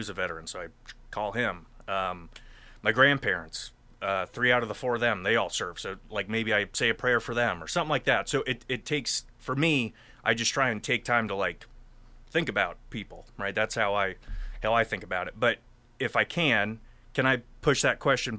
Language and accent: English; North Carolina, United States; moved away as an adult; now in Pennsylvania, United States; I'm from North Carolina originally